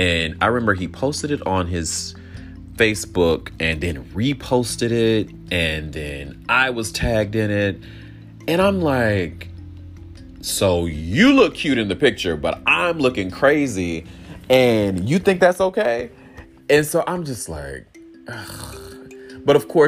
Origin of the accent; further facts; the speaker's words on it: the South, United States; growing up in the South, I had the opportunity to have loving parents